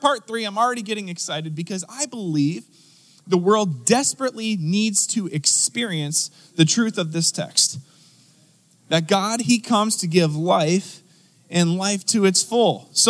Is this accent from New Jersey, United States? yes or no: yes; New Jersey, United States; now in Pittsburgh, United States; so I moved here from Philadelphia area, South Jersey to be specific. Hello, anyone from South Jersey?